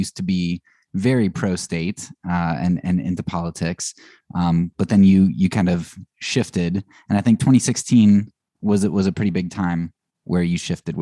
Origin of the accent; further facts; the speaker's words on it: Annville, Pennsylvania, United States; I'm from a small town. I always say, you know, Lancaster, because people know Amish. But I'm from Anvil